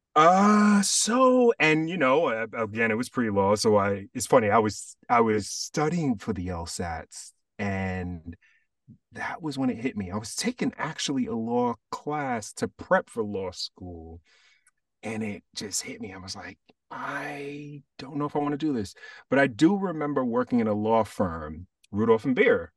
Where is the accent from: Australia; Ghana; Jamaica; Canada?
Jamaica; being Jamaican, and I also have Cuban in my family